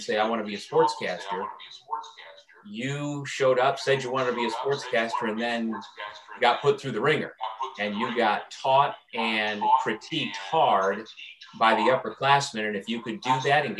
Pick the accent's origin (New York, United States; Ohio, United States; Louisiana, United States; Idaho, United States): New York, United States; Elbridge; I grew up in Elbridge, New York, just outside of Syracuse